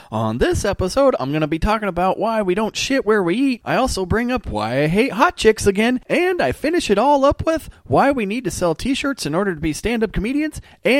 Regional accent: United States; as an American

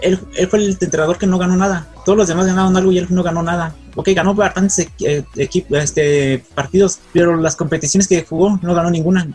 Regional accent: Morelia, Michoacán, Mexico; yo soy de, yo soy de Morelia, Michoacán

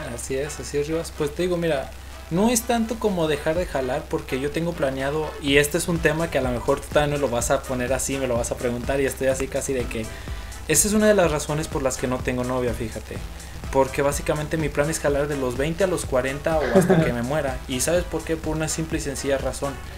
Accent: León, Guanajuato, Mexico; los dos somos de León, Guanajuato

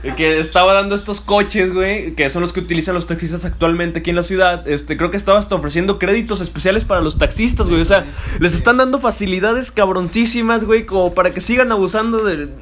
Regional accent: Mexico; aquí en mi país, cabrón, del orgulloso que me sentía ser mexicano

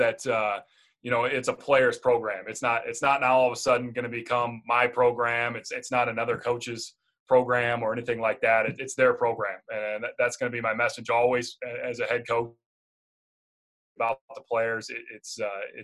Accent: Jackson, Minnesota, United States; also born or lived in Mesa, Arizona; I'm originally from Jackson, Minnesota, so southwest part of the state

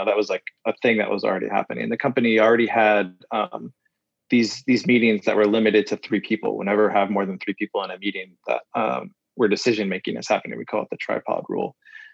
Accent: Midwest, United States; so I grew up in the Midwest

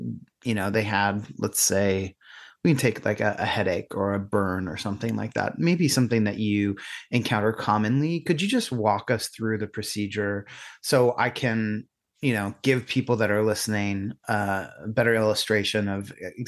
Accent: Pennsylvania, United States; you know, I grew up in Pennsylvania, not too far from where you are.

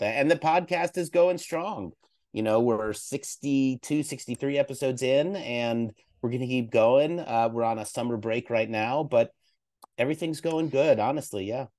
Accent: East Coast, United States; moved away; growing up on the East Coast.

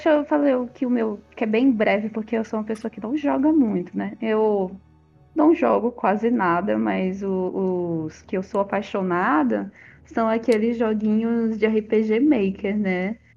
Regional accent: Northeast, Rio Grande do Norte, Brazil; eu sou do Nordeste, né? Eu moro no Rio Grande do Norte.

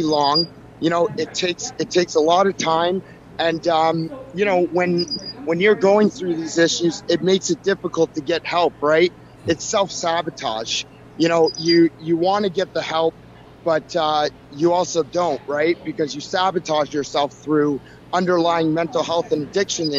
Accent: Welland, Ontario, Canada; my hometown of Welland

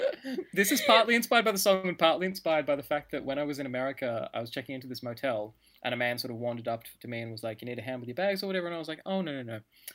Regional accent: Australia; I'm Australian

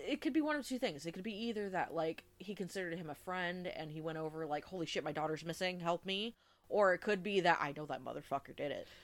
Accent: Fairfax County, Virginia, United States; I was born in Fairfax County

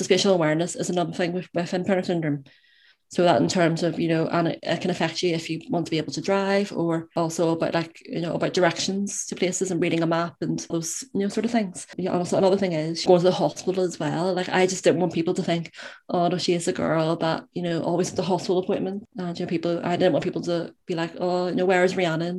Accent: Belfast, Northern Ireland, United Kingdom; I am from Belfast in Northern Ireland

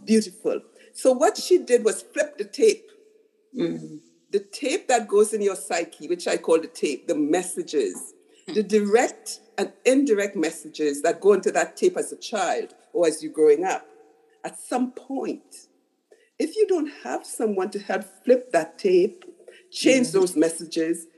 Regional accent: Trinidad & Tobago; I was a little girl growing up in Trinidad, which is a very racist country

